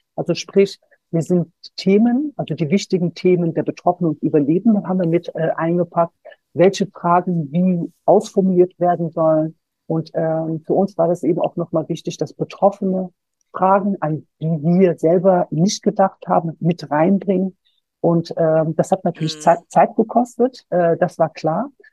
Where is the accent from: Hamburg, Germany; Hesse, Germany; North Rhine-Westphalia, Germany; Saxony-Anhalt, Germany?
North Rhine-Westphalia, Germany; Solingen; ich bin selber Solingerin äh, ich bin gebürtige Solingerin und ich war damals 19 Jahre alt, als der Brandanschlag verübt wurde. Wir haben ein paar Kilometer entfernt von der Familie Gensch gewohnt